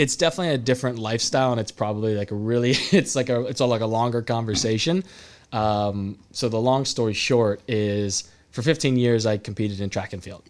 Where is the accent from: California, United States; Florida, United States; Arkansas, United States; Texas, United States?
California, United States; Salinas; moved away as an adult; also born or lived in Arizona; I was from Salinas